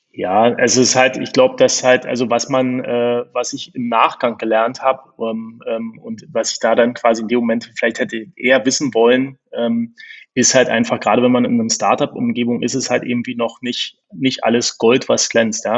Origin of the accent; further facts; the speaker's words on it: Berlin, Germany; accent: Berlin; also born or lived in Bonn; Ich bin Berliner, das hört man auch ab, ab und zu im Akzent